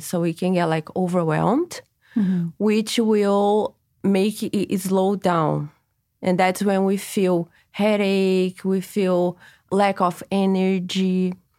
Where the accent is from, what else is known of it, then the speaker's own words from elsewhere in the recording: Brazil; now in Los Angeles, United States; I am from Brazil, and I brought to LA a Brazilian technique